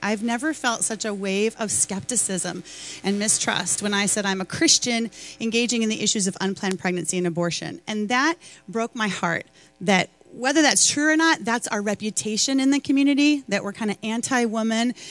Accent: Chicago, Illinois, United States; I'm from Chicago

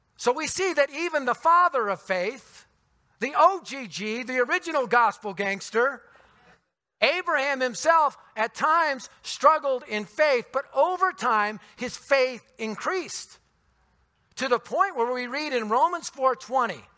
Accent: Denver, Colorado, United States; I was born and raised in the Denver area

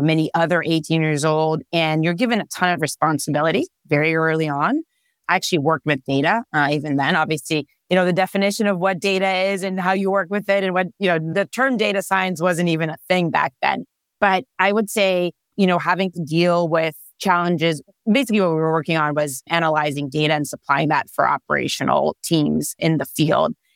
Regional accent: Israel; English is a second language; moved away as an adult; now in California, United States; I am originally born and raised in Israel

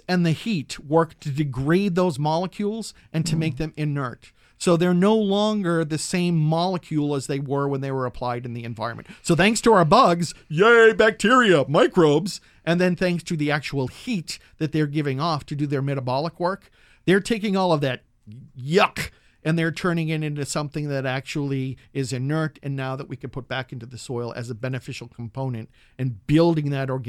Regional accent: Massachusetts, United States; In my home state of Massachusetts, they are now looking at all organic matter not to go into landfills, but to be composted.

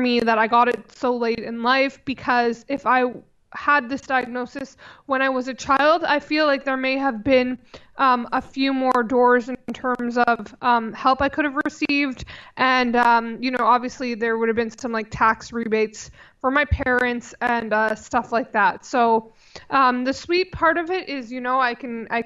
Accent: Vancouver, British Columbia, Canada; born in Vancouver, and I'm still in the same area.

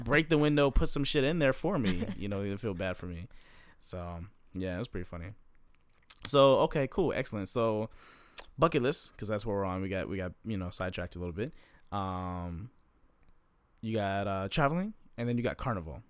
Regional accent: Maryland, United States; moved away; I'm from Maryland

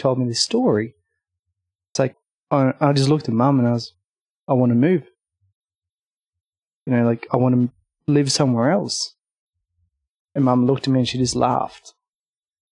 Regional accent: Norway; moved away as an adult; now in Australia; I was born in Norway, up in the mountains

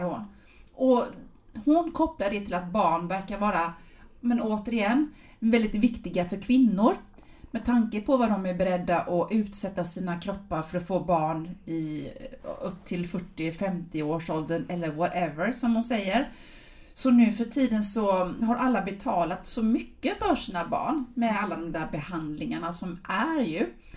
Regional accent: Sweden; som svensk

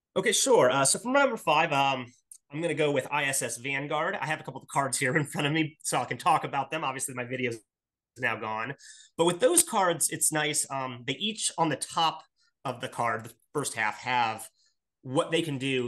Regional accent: Akron, Ohio, United States; I am from Akron, Ohio

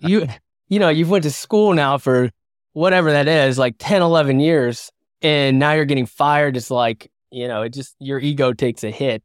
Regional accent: West Virginia, United States; now in San Diego, United States; I'm from West Virginia, live in San Diego now, but, you know, I grew up in a blue collar background

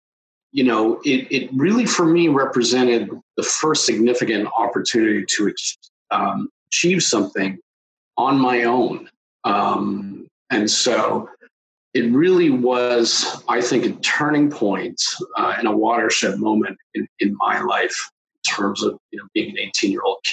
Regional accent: Toronto, Ontario, Canada; I grew up in the suburbs of Toronto.

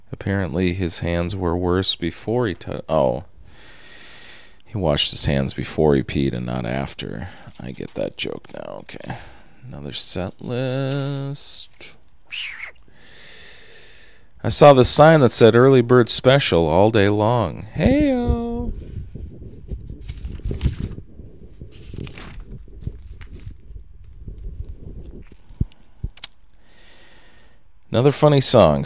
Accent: Minnesota, United States; also born or lived in Indiana; I was raised in Minnesota and graduated from the U of M, so I'm legally a Gopher.

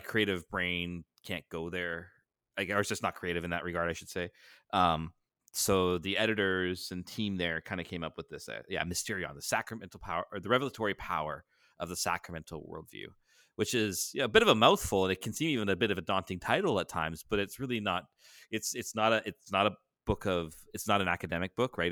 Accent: Canada; up here in Canada

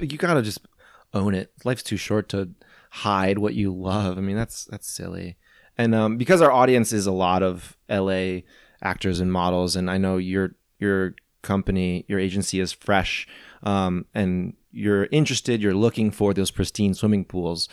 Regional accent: St. Louis, Missouri, United States; moved away; also born or lived in New England; I'm from Saint Louis

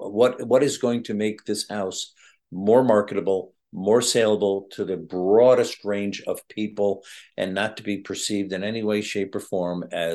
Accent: New England, United States; I'm from New England.

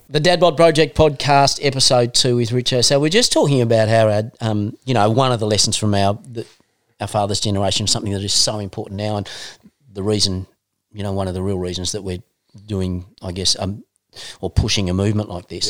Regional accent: Northern Tasmania, Australia; We're both from Northern Tassie

